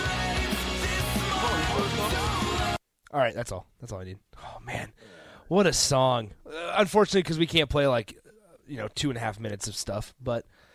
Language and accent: English; Lincoln, Nebraska, United States; I'm from right here, Lincoln, Nebraska